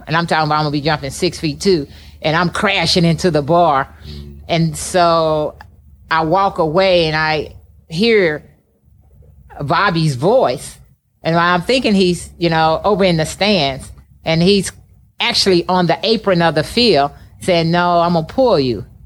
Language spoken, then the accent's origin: English; East St. Louis, Illinois, United States; moved away as an adult; also born or lived in California; growing up in East St. Louis